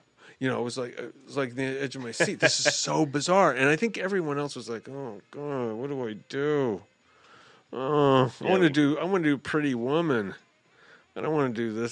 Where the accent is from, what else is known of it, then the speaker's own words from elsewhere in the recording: New York City, New York, United States; moved away; I'm originally from Brooklyn, New York